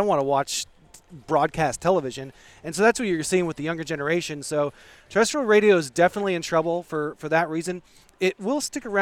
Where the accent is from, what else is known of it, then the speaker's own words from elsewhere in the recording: Eureka, California, United States; I grew up in Eureka